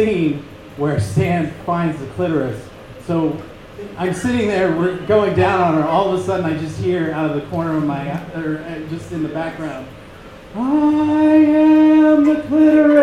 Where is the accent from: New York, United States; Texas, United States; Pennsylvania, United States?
Texas, United States; Austin; now in Salt Lake City, United States; I grew up in Texas. I'm from Austin, Texas